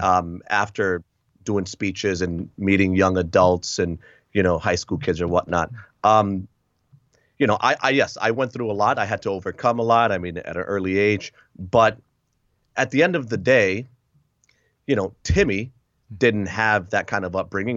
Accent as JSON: {"language": "English", "town": "Hartford", "region": "Connecticut", "country": "United States", "tie": "born or raised there", "also_born_or_lived": "Puerto Rico / Lowell, Massachusetts", "moved": "as an adult", "lives_now": "Wisconsin, United States", "said": "I grew up in, uh, Connecticut, Massachusetts, those two states"}